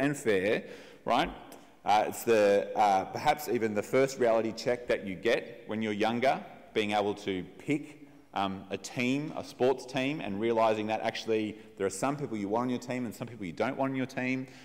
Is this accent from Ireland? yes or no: no; Australia; as we think about ourselves as Australian